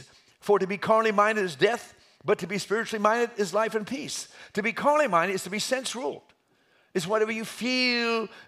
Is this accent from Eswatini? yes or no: yes; Umbabon, Eswatini; I was raised in Africa. I'm an African. I just happen to be white. But I was raised in, remember, a mission station, Umbabon, Swaziland.